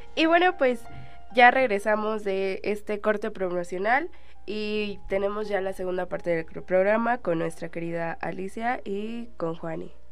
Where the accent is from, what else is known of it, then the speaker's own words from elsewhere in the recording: Mexico; como mexicanos no nos sintamos orgullosos de nuestras raíces